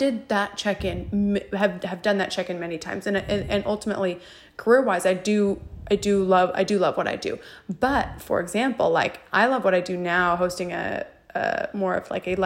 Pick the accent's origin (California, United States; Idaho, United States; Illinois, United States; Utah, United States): Idaho, United States; now in Texas, United States; my home state of Idaho